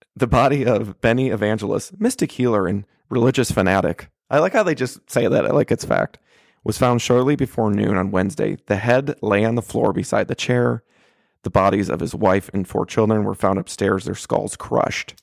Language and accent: English; Michigan, United States; now in Oklahoma, United States; my home state of Michigan